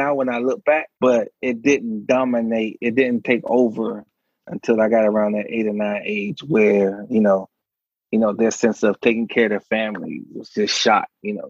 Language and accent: English; Miami, Florida, United States; Oh, 305. You know it. Yes, sir.